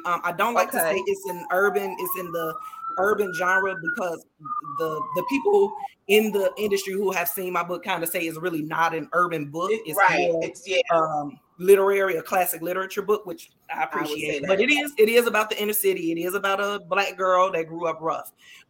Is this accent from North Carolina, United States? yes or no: no; Chicago, Illinois, United States; So the book is based loosely off of my life. I'm from Chicago.